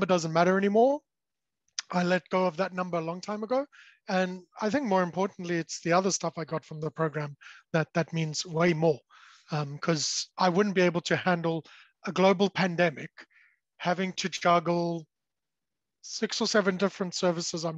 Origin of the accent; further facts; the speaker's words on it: South Africa; I was born and raised in South Africa, so the accent may have given it away